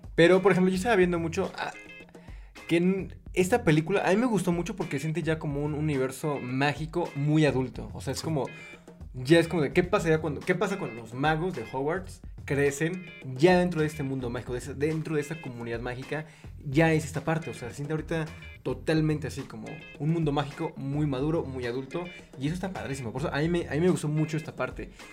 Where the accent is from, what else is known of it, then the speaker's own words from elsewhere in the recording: Puebla, Mexico; Yo soy de Puebla